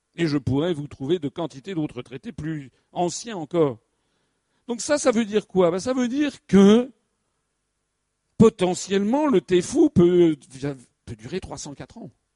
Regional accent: France; nous, Français

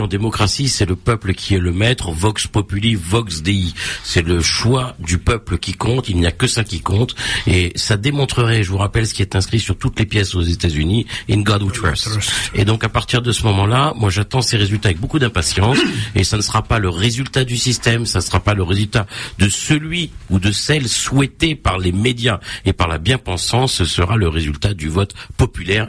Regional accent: Réunion; moi je suis réunionnais

